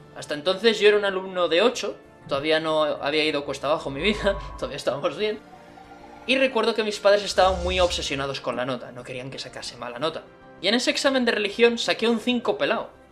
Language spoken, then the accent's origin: Spanish; Spain; la religión cristiana era la religión de España, la que teníamos aquí